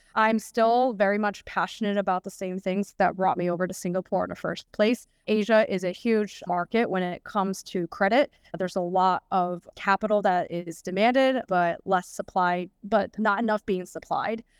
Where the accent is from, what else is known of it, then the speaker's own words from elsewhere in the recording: United States; moved away as an adult; being an American